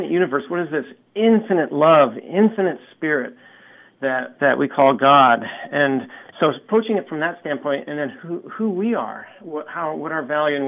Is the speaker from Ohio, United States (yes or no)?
no; Eugene, Oregon, United States; I'm from Eugene, Oregon, and I've come across the country here